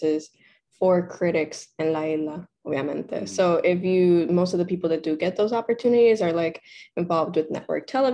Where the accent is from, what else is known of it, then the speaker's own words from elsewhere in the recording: Puerto Rico; I grew up in Puerto Rico, so I vivi in Puerto Rico, but I went to an English school